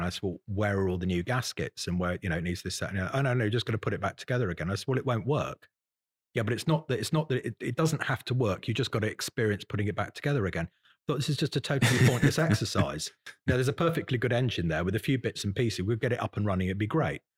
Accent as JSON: {"language": "English", "town": "Salisbury", "region": "South West England", "country": "United Kingdom", "tie": "born or raised there", "also_born_or_lived": "Newbury / Bruton, Somerset / Ross-on-Wye", "said": "I was born in Salisbury in Wiltshire"}